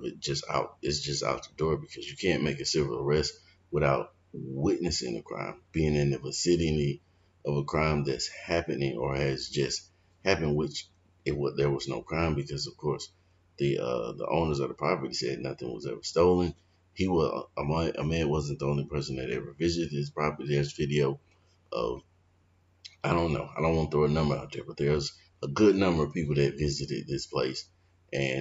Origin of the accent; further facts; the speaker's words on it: Valdosta, Georgia, United States; I grew up in Valdosta, Georgia, Lowndes County, the deep South